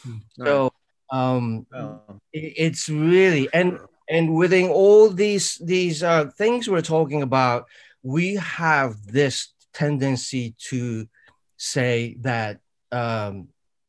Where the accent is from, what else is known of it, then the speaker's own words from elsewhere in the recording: Japan; I grew up in Japan